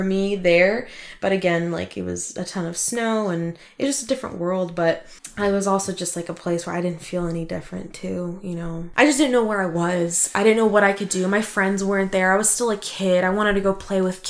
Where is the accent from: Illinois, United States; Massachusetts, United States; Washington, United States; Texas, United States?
Washington, United States; first language Russian; I was born and raised in Washington